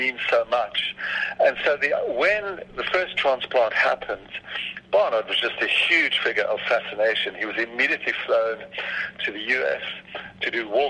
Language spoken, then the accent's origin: English; South Africa; I was only 6 years old in 67, so I was, for me as a South African